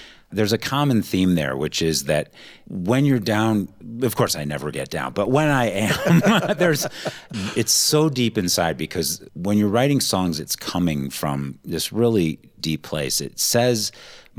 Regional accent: Cleveland, Ohio, United States; growing up in Cleveland

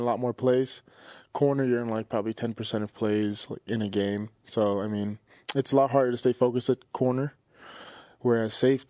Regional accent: New York City, New York, United States; moved away; Yeah, I'm from Brooklyn.

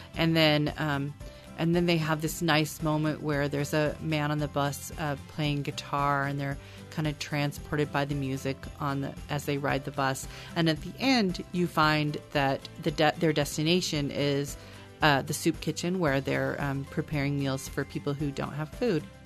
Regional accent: Oregon, United States; also born or lived in Portland, Oregon; I was born in Oregon

